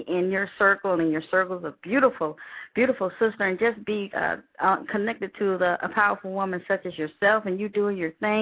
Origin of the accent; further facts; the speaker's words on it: South Georgia, United States; also born or lived in Madrid, Spain; I got all my whoopings in South Georgia. So I'm... So I hail from South Georgia